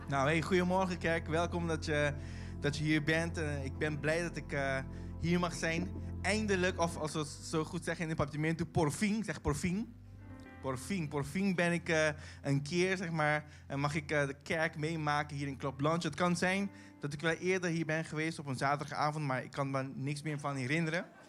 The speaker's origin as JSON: {"language": "Dutch", "country": "Caribbean Netherlands", "accent": "Caribbean Dutch", "second_language": "Dutch", "moved": "yes", "lives_now": "The Hague, Netherlands", "said": "ik kom uit Bonaire"}